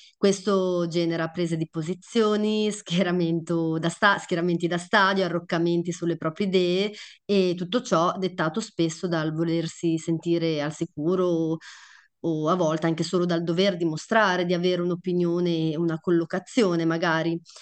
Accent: Emilia-Romagna, Italy; da Romagnola

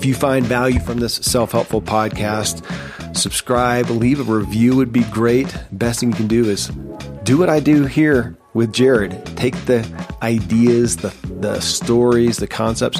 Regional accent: Kentucky, United States; born or raised there

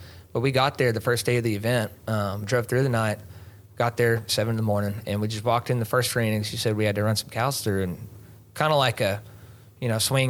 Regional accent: Azle, Texas, United States; also born or lived in Stephenville, Texas; I was actually born in Stephenville. I was an accident. My parents met at college. And, I was a college baby. But ended up moving out of there, went to Azle.

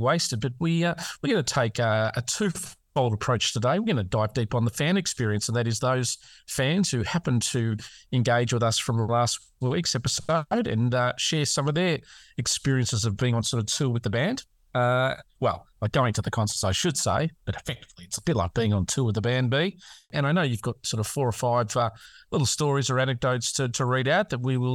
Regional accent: Australia; I'm Australian

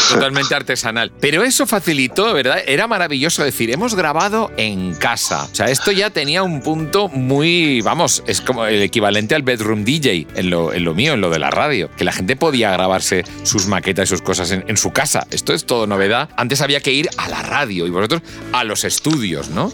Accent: Barcelona, Catalonia, Spain; now in Madrid, Spain; yo soy de Barcelona

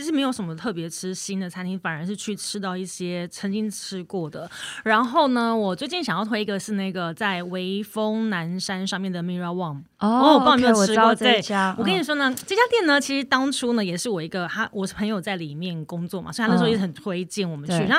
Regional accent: Taiwan; 我们台湾人

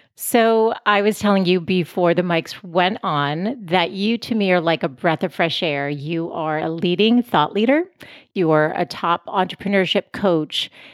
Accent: Boston, Massachusetts, United States; moved away as an adult; now in San Diego, United States; I'm from Boston originally. We moved out to San Diego five years ago, but I'm definitely a city person and lived my whole life there

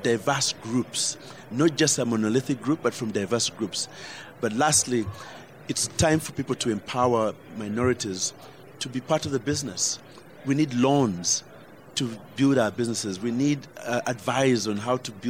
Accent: Uganda; I fought back as a Ugandan

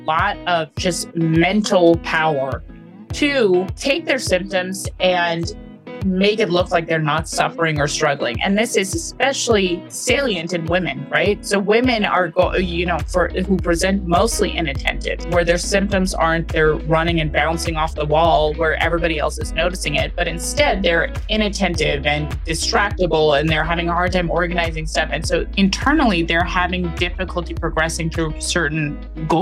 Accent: California, United States; I grew up in California all throughout my schooling

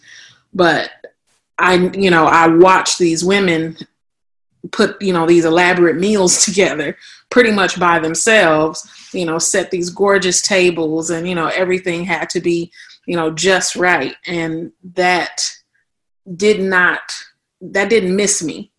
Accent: Los Angeles, California, United States; moved away as an adult; also born or lived in Texas; now in Atlanta, United States; I'm originally from Los Angeles, California, born and raised

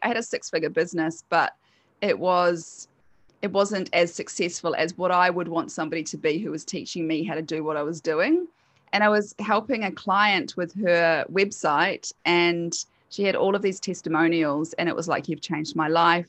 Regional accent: New Zealand; accent: Kiwi; also born or lived in United Kingdom / Queensland, Australia; now in Sunshine Coast, Australia; I'm a Kiwi, so that's my accent

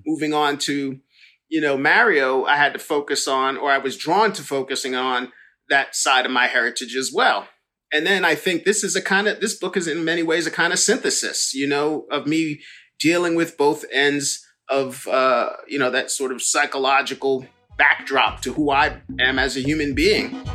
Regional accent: New York, United States; growing up in New York

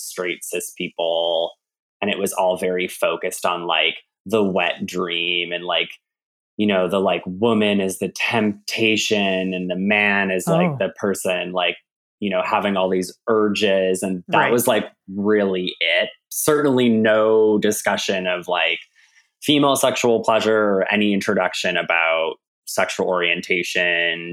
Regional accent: Canada; accent: Canadian; now in United States; I'm from Canada, now in the United States.

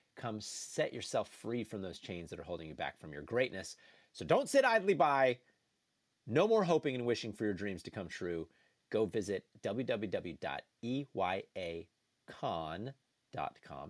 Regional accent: New Jersey, United States; I grew up in New Jersey

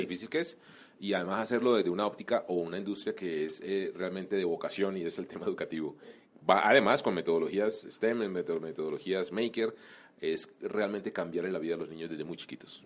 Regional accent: Colombia; como colombiano

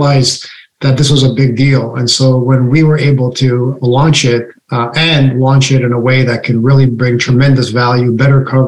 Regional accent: Canada; now in United States; I was born in Canada and I live in the US.

